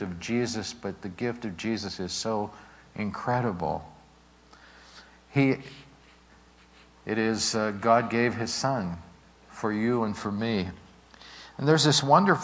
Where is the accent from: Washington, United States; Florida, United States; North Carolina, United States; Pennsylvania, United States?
Pennsylvania, United States; Pittsburgh; growing up in Pittsburgh, my sister and myself, in the Sheridan section of Pittsburgh